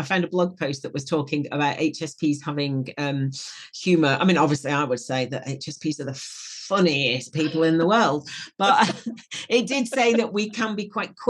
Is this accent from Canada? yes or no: no; Wigan, North West England, United Kingdom; I'm from Wigan. And if, you know, that's not going to mean anything to the audience outside the UK, but that's quite a, you know, tough mining, mining town up in the north of England. And, you know, we're all pretty tough